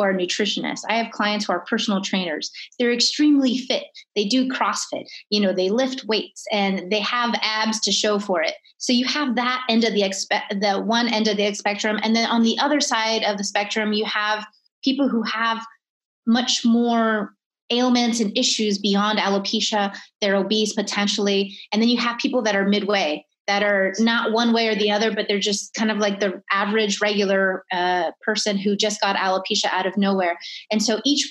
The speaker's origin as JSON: {"language": "English", "region": "California", "country": "United States", "also_born_or_lived": "Miami", "moved": "yes", "said": "originally I'm from California, I lived in Miami"}